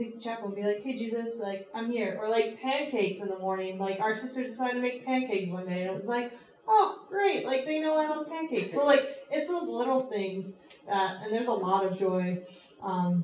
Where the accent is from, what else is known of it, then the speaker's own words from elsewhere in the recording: Cleveland, Ohio, United States; moved away as an adult; now in Louisiana, United States; I'm from Cleveland originally, so, like, I'm far away from home